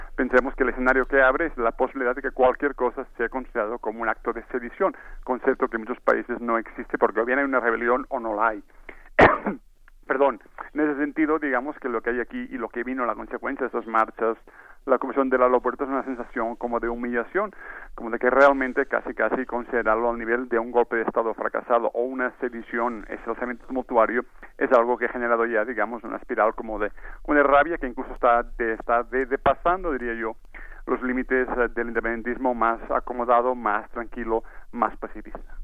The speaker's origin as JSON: {"language": "Spanish", "region": "Catalonia", "country": "Spain", "said": "en mi tierra"}